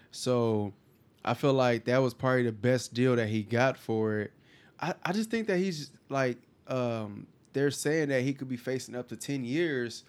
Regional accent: California, United States; now in Houston, United States; I'm from Cali

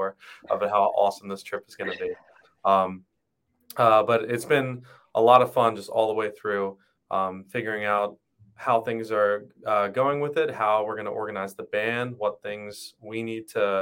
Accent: Northfield, New Jersey, United States; I'm from Northfield, New Jersey

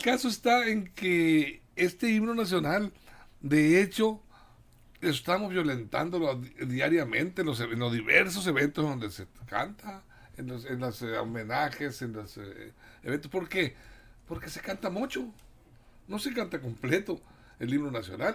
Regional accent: Mexico

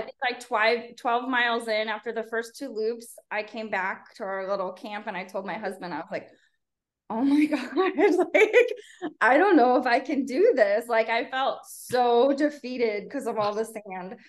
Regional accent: Chicago, Illinois, United States; moved away as an adult; also born or lived in Fort Worth, Texas; now in Los Fresnos, United States; I'm from the south suburbs of Chicago

